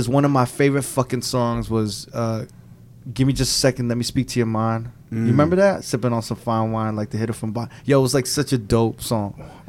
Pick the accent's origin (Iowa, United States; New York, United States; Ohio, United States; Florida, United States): New York, United States; Me and my boys growing up in New York, we loved underground hip-hop.